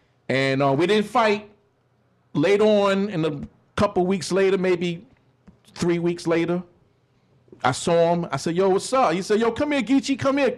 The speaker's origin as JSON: {"language": "English", "town": "New York City", "region": "New York", "country": "United States", "tie": "born or raised there", "said": "growing up in Queens on farms"}